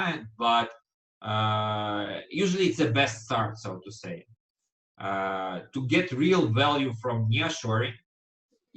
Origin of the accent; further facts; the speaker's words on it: Ukraine; I'm Ukrainian